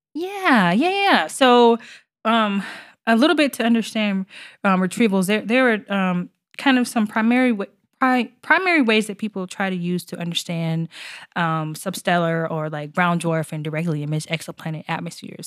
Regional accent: Arkansas, United States; moved away; I'm originally from Arkansas

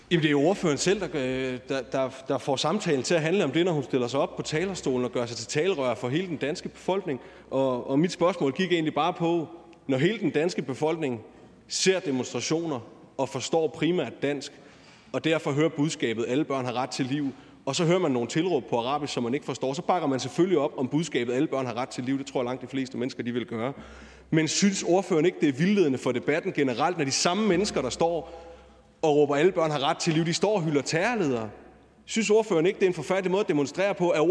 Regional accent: Odense, Southern Denmark, Denmark; Nu er jeg selv fra Odense, og der har været en del demonstrationer også

